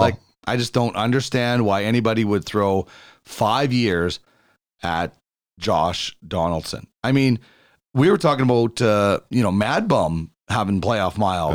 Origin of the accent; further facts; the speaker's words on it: Brandon, Manitoba, Canada; now in Edmonton, Canada; I grew up on Rideau Street in Brandon, though, six fourteen Rideau